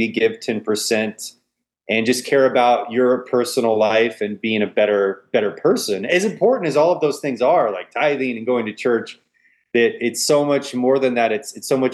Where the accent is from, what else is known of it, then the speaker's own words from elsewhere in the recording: Auburn, Washington, United States; moved away as an adult; also born or lived in the South (US) / California; I was born in the South and grew up in the Northwest, attended a church that was planted